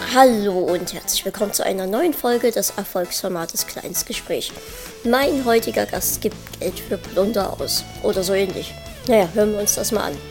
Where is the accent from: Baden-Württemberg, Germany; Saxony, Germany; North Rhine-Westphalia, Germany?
Saxony, Germany; wir kommen beide aus Sachsen